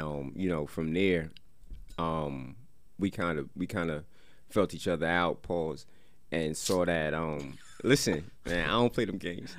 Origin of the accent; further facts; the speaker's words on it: Paterson, New Jersey, United States; I'm from Silk City. That's Patterson